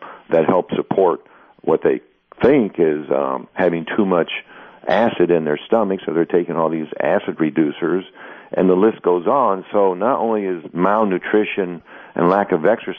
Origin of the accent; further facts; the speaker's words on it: United States; Growing up in the United States and in the health food industry